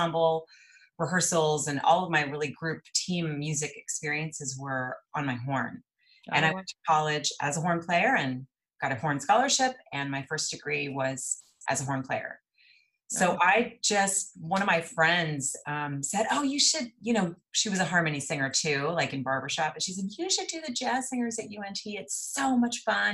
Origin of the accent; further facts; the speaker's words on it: El Paso, Texas, United States; moved away as an adult; now in Dallas, United States; I'm from El Paso, Texas. And I grew up there